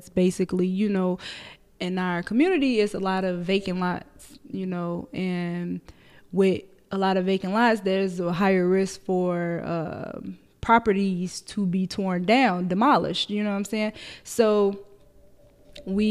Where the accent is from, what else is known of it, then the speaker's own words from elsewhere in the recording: Chicago, Illinois, United States; the Bronzeville that I grew up in is different from the Bronzeville that I like work in now